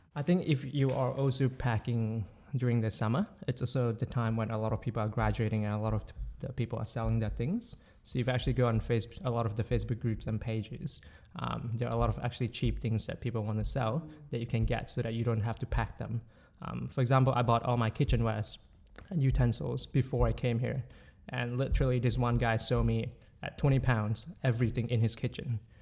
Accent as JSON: {"language": "English", "country": "Malaysia", "moved": "as an adult", "lives_now": "Oxford, United Kingdom", "said": "I'm from Malaysia"}